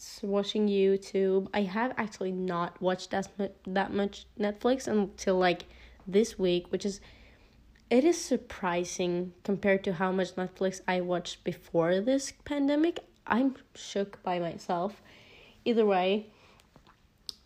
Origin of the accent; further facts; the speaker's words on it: Norway; English is a second language; I am a 16-year-old girl from Norway